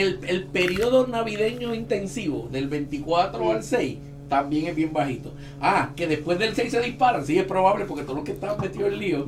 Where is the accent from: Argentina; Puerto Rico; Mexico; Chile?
Puerto Rico; Ponce; Yo soy de la playa de Ponce